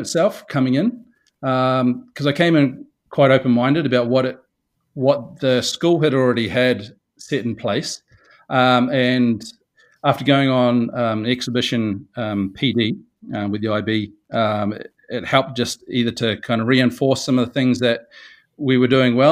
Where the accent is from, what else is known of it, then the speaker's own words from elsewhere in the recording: Rotorua, Bay of Plenty, New Zealand; moved away as an adult; also born or lived in Saudi Arabia; now in Japan; I'm from New Zealand, New Zealand trained and taught there for a few years out of a city called Rotorua. That's my hometown.